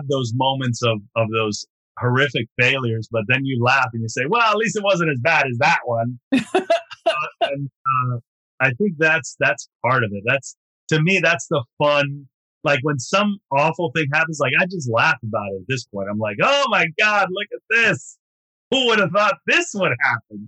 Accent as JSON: {"language": "English", "town": "Miami", "region": "Florida", "country": "United States", "said": "I was from Miami and obviously Latin, from a Latin background"}